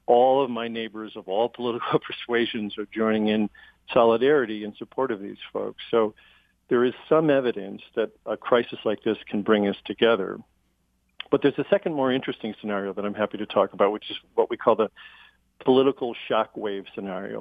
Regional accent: Chicago, Illinois, United States; I come from Chicago, which had a political machine

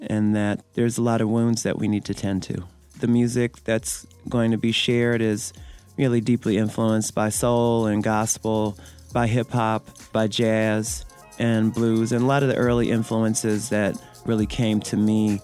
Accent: Detroit, Michigan, United States; now in Canada; I was born and raised in Detroit

